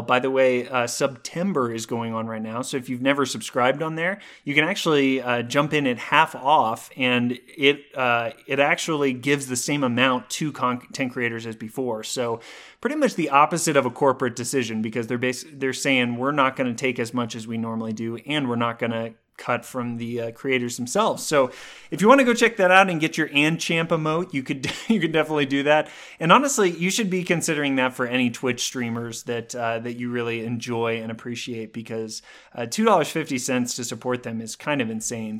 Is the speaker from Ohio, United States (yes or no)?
no; Colorado, United States; my hometown of Colorado